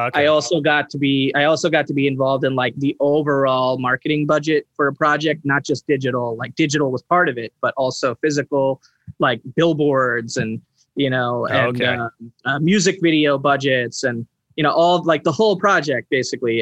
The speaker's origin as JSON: {"language": "English", "region": "New Jersey", "country": "United States", "tie": "born or raised there", "said": "growing up in Jersey"}